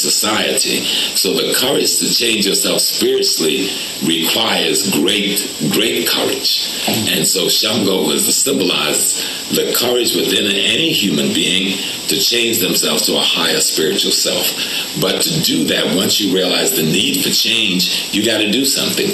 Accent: South Carolina, United States; South Carolina, like me, we grew up in the Geechee Gullah culture

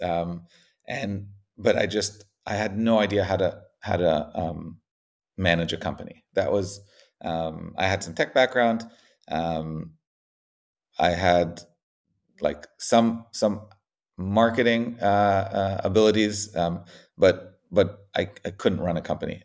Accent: Israel; moved away as an adult; also born or lived in United States; I grew up in Israel, um, got a, then, then moved to the States

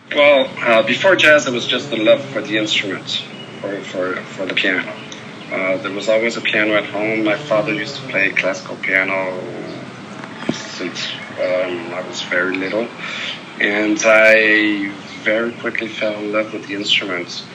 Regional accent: Paris, Île-de-France, France; I grew up in Paris, France

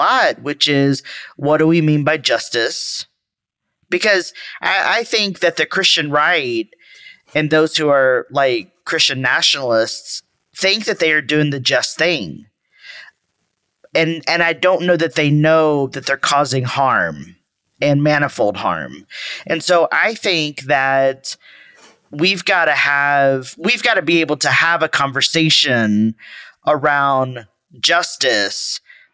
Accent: Texas, United States; I'm from Texas.

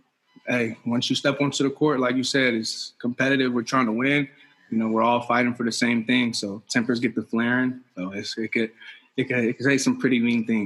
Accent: Apple Valley, Minnesota, United States; also born or lived in Columbus, Ohio; Yeah, growing up in Minnesota, it was great. I met my best friend there and friends that I've still talked to forever. I moved to Minnesota from Columbus, Ohio when I was in fourth grade.

